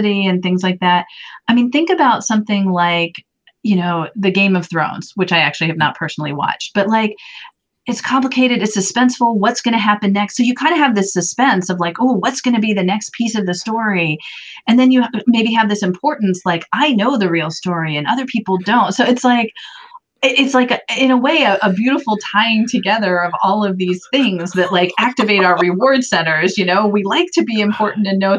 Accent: Gainesville, Florida, United States; I grew up in Florida in Gainesville

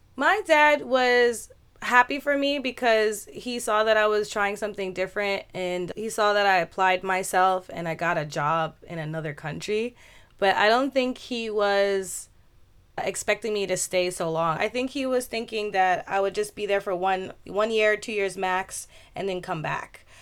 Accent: Westchester County, New York, United States; moved away as an adult; now in Osaka, Japan; My hometown is in New York State, Westchester County, and I left United States to live in Japan when I was twenty-four.

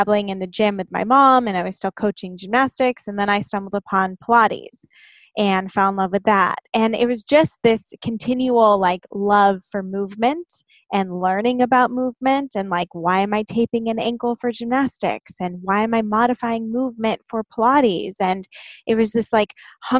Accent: Inland Empire, Southern California, United States; I grew up in the Inland Empire

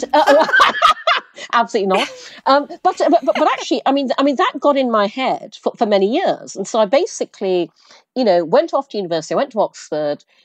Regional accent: Brunei; now in New York, United States; I grew up in Asia, I grew up in Brunei.

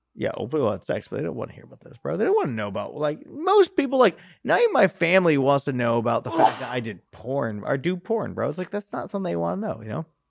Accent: California, United States; I am from California, born and raised

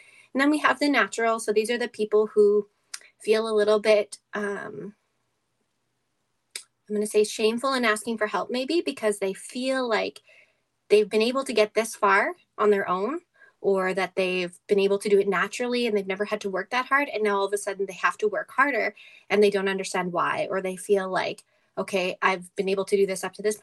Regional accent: Edmonton, Alberta, Canada; my hometown crowd

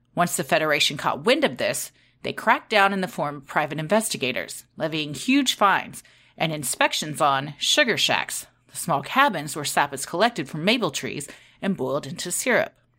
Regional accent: Texas, United States; we're from Texas.

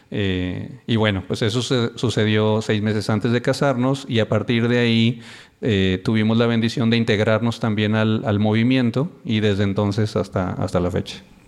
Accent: Reynosa, Tamaulipas, Mexico; Somos de Reynosa, Tamaulipas, y muy contentos. Allá nos conocimos cuando teníamos como 16 años.

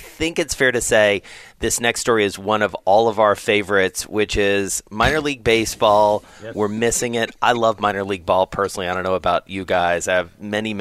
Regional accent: the South, United States; moved away; I grew up in the South

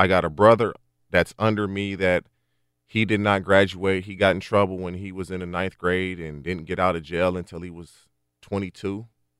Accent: Barstow, California, United States; also born or lived in Texas / Oklahoma; I went to Barstow High School. I got there midway through my freshman. I grew up in Barstow, number one, but I moved back and forth with my mother. My grandmother lived in Barstow.

